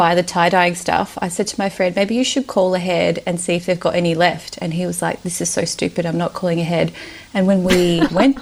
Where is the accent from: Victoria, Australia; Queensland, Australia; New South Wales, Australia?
Victoria, Australia; Melbourne; English is a second language; also born or lived in Romania / Yugoslavia; I was born in Romania and moved to Australia when I was little, when I was five. I grew up in Melbourne, have always lived in Melbourne.